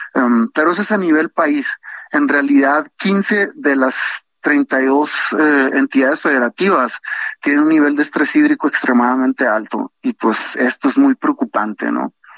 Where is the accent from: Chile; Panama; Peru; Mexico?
Mexico; Sonora; yo soy de Sonora